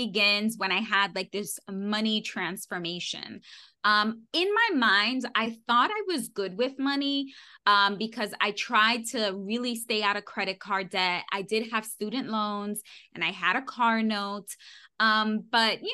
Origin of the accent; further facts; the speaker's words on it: New York City, New York, United States; I was born and raised in New York City